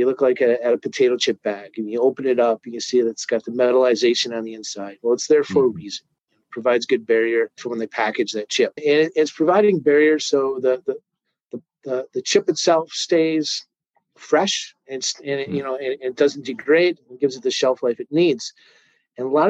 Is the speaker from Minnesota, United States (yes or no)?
yes; St. Paul, Minnesota, United States; I grew up in Minnesota, born in St. Paul, lived, raised here